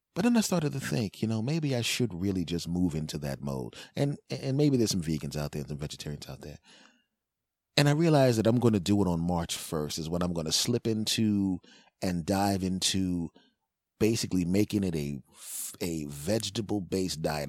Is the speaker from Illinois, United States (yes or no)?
no; Philadelphia, Pennsylvania, United States; moved away; also born or lived in Los Angeles; I'm originally from Philadelphia